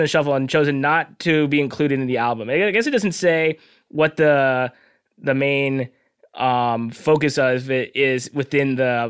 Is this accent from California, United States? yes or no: yes; Long Beach, California, United States; Fingerprints in Long Beach, my hometown record store